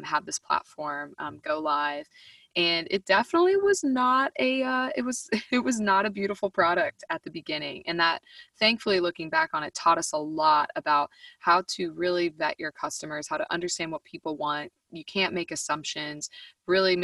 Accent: Boston, Massachusetts, United States; moved away as an adult; also born or lived in Nashville, Tennessee; I grew up in Boston, Massachusetts

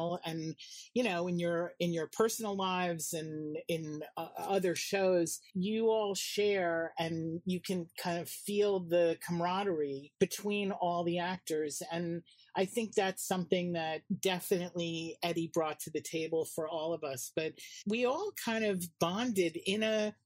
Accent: New York City, New York, United States; I grew up in Manhattan

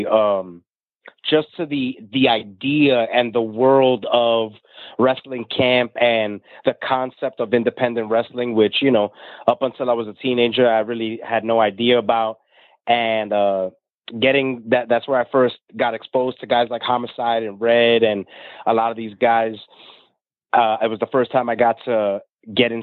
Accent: New York City, New York, United States; I was born and raised in New York City on the other side of the tracks

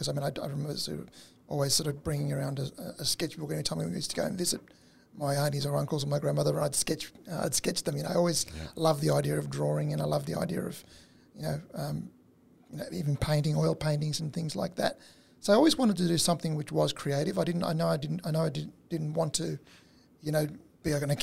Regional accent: Australia; born or raised there; first language Italian; English is a second language

